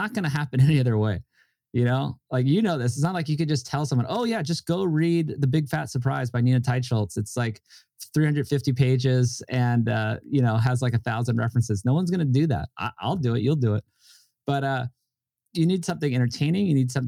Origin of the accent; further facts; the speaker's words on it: Hawaii, United States; And we're just doing it with me and a guy I grew up with in Hawaii, who's an amazing director and editor.